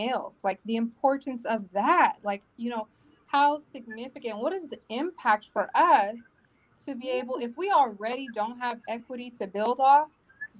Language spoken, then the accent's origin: English; Long Beach, California, United States; I'm from Long Beach. I'm raising my children from Long Beach